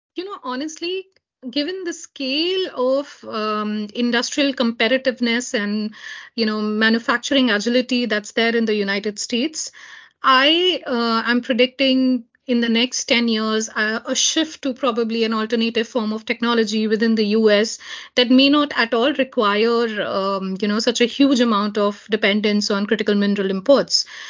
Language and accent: English; Jammu and Kashmir, India; this happens right in my home state